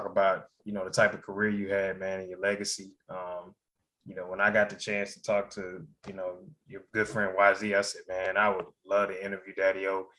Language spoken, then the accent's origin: English; the South, United States; Southerners, we hear that all the time